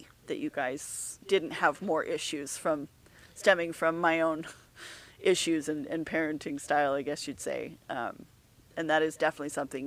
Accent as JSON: {"language": "English", "town": "Lehigh", "country": "United States", "tie": "born or raised there", "moved": "as an adult", "said": "we were moving from our hometown of Lehigh."}